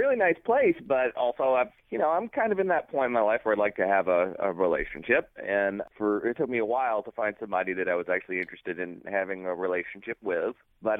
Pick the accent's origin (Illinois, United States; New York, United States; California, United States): California, United States; Los Angeles; moved away as an adult; now in Dayton, United States; I'm from California. Southern? Yeah, from Los Angeles.